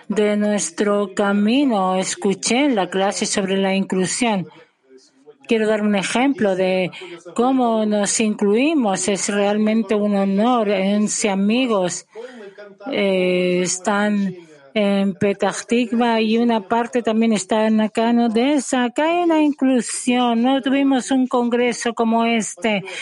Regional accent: Donetsk, Donetsk Oblast, Ukraine; now in Odesa, Ukraine; soy de Donetsk eh, y ahora estoy en Odessa

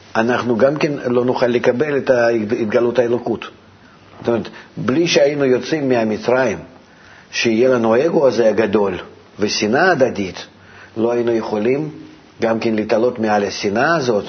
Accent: Russia; moved away; אני מרוסיה

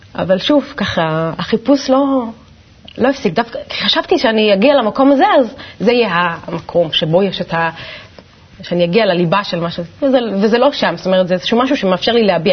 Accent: Ganei Tikva, Central District, Israel; גדלתי בגני תקווה, במשפחה מסורתית

